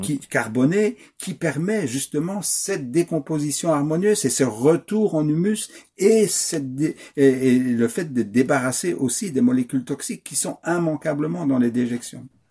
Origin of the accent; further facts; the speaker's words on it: Wallonia, Belgium; accent: Belgian; je suis wallon d'origine